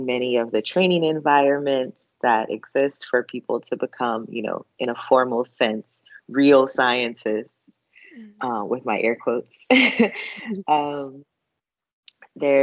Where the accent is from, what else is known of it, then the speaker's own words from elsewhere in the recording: United States; I'm an American Black woman